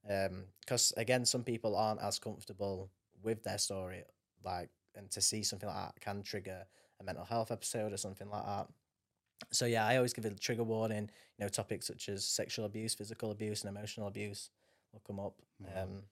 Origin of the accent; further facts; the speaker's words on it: Doncaster, Yorkshire and the Humber, United Kingdom; born there; I was born in DRI in Doncaster Royal, you know, anything like that.